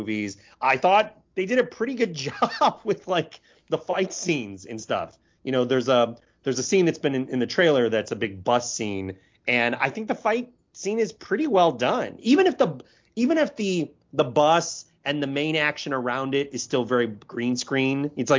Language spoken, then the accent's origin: English; United States; as an Asian American